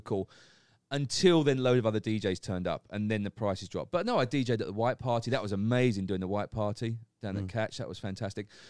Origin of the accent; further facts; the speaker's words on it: Essex, East of England, United Kingdom; moved away as an adult; now in Phuket, Thailand; as a kid, growing up in England in Essex.